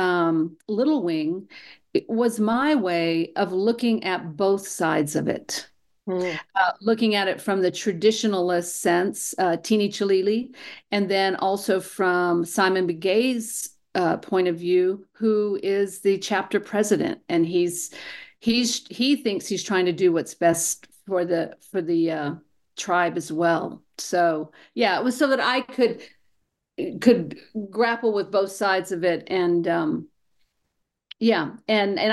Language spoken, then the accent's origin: English; New Mexico, United States; moved away; I was born and raised here in New Mexico, and of course, I moved away for a while. And when I came home